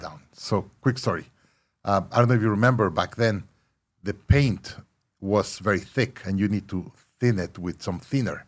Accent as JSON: {"language": "English", "town": "Monterrey", "region": "Nuevo León", "country": "Mexico", "tie": "born or raised there", "also_born_or_lived": "Mexico City", "moved": "as an adult", "lives_now": "Austin, United States", "said": "I was born Monterrey, Mexico, live in Mexico City"}